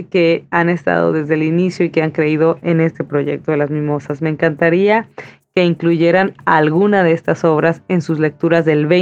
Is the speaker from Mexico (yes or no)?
yes; Mexico; escritora mexicana.